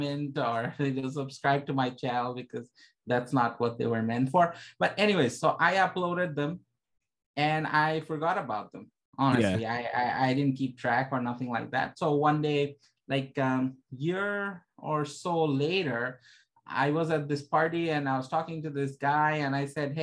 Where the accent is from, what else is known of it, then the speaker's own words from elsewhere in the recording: Toronto, Ontario, Canada; I'm from Toronto, Canada.